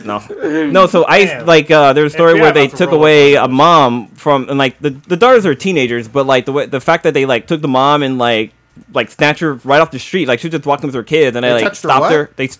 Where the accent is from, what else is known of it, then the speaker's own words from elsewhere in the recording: Los Angeles, California, United States; That's a long time. So I'm from East L.A., man.